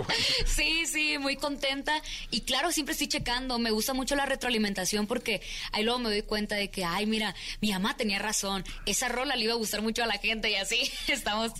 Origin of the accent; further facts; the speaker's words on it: Mexico; nuestras raíces también como mexicanos